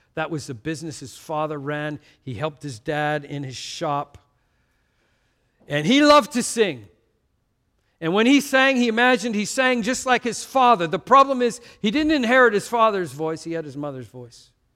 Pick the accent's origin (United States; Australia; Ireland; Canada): Canada; I'm from Canada